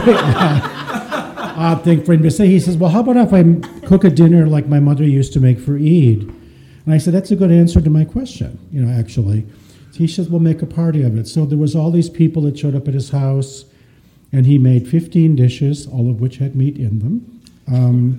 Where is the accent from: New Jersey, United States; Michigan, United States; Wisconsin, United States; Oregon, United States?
Michigan, United States; Detroit; moved away; also born or lived in California; I grew up in Detroit a long time ago in a very small family